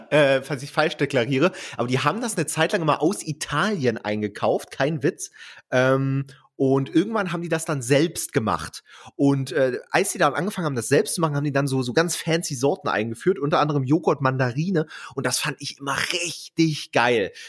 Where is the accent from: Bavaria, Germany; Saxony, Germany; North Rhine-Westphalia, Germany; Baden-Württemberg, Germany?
Saxony, Germany; Bautzen; Ich, ich bin ja in Bautzen aufgewachsen, Kleinstadt, ja. Und äh, die nächstgrößere Stadt ist Dresden.